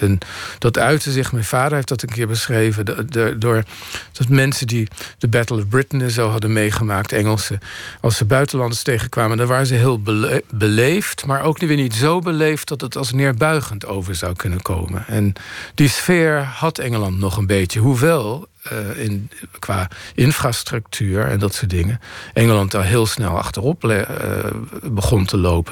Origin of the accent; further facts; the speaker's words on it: The Hague, South Holland, Netherlands; ik groeide op in Den Haag